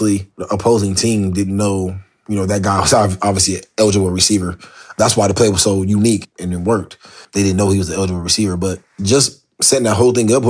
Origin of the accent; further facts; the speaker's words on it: Columbus, Ohio, United States; moved away as an adult; also born or lived in Pittsburgh / Michigan; now in New York, United States; I'm from Columbus, Ohio